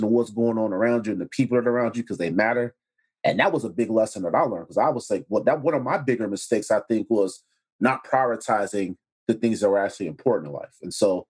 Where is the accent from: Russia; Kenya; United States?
United States; Chicago, Illinois; I was in Chatham